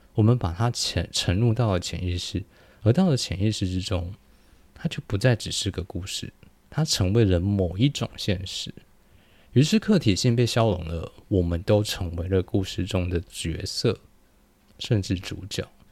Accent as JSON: {"language": "Chinese", "region": "New Taipei", "country": "Taiwan", "tie": "born or raised there", "said": "我是在很猛的新北长大"}